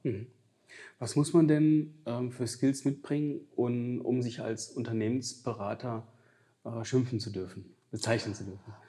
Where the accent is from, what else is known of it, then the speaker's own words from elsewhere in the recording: Giessen, Hesse, Germany; moved away; ich komme ja ursprünglich aus Mittelhessen, aus Gießen